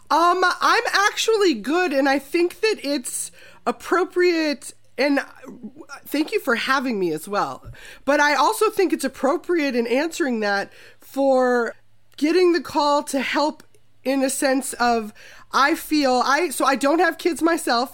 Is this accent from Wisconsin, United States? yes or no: no; Minnesota, United States; I'm also from Minnesota